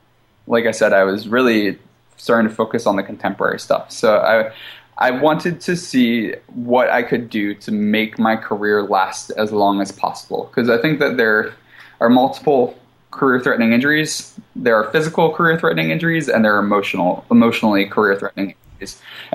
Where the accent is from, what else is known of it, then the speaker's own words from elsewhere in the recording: East Coast, United States; now in Seattle, United States; The culture was different than what I'm used to. I'm from the East Coast. I'm used to a fast pace.